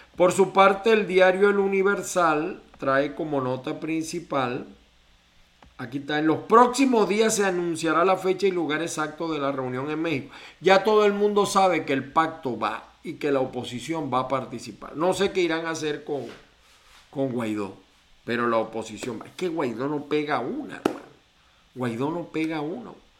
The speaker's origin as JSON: {"language": "Spanish", "country": "Venezuela", "said": "como venezolano"}